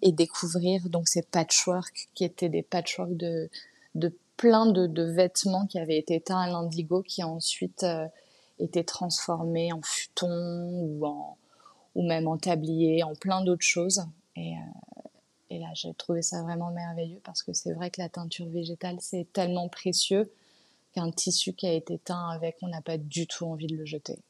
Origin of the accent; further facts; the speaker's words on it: Paris, Île-de-France, France; j'ai grandi à Paris. Je suis née à Paris, mes parents sont nés à Paris.